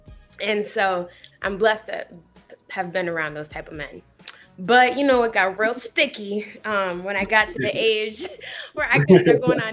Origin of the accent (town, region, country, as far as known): Rochester, New York, United States; born or raised there; moved away as an adult; now in Los Angeles, United States